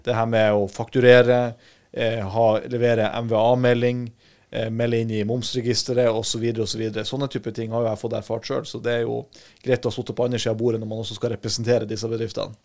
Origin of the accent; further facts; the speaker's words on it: Harstad, Troms, Norway; jeg kommer fra Harstad i, i Troms og Finnmark